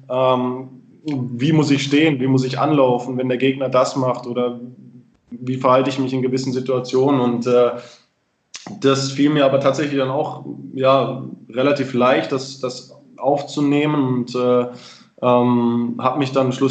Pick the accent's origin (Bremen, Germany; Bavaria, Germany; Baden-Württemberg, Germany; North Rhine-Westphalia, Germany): Baden-Württemberg, Germany; Freiburg; auch wieder nach Freiburg in meine Heimat gezogen bin.